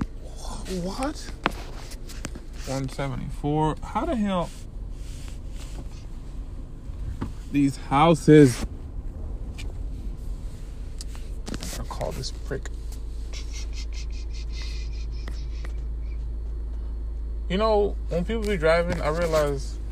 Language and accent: English; Miami, Florida, United States; I'm from Miami